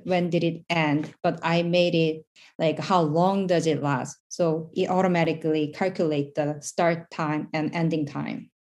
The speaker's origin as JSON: {"language": "English", "country": "South Korea", "moved": "as an adult", "lives_now": "New York City, United States", "said": "I'm basically from South Korea"}